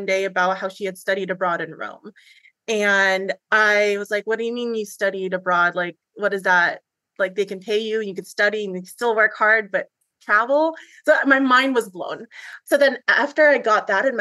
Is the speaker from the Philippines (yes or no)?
yes; Philippines; moved away; I'm an immigrant from the Philippines.